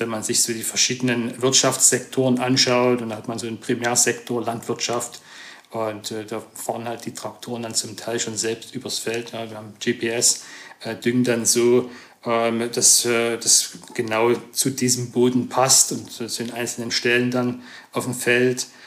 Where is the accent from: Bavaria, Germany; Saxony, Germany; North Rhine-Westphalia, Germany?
Saxony, Germany; Stollberg; moved away as an adult; also born or lived in Zwickau / Chemnitz / Saarbrücken; Ich komme eigentlich aus der Region Chemnitz, mhm. ähm, hört man vielleicht, ja, ich gebe mir Mühe. ähm, und äh, bin in Stolberg aufgewachsen, das mhm. ist 20 Kilometer von Chemnitz